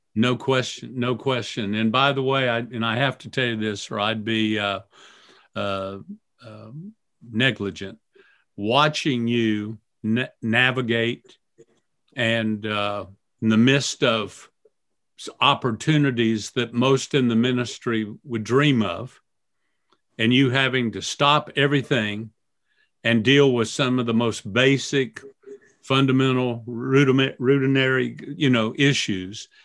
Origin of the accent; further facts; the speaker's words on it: Florida, United States; growing up in Florida